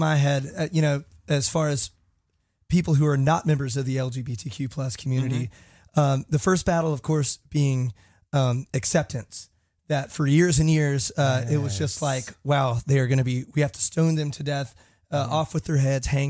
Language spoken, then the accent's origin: English; South Carolina, United States; I'm from South Carolina, but my entire family is very, very open-minded and shut any hate down. I grew up in a very, very open household.